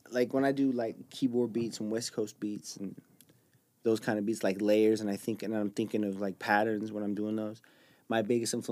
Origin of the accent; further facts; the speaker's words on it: Jordan; obviously I grew up in Jordan.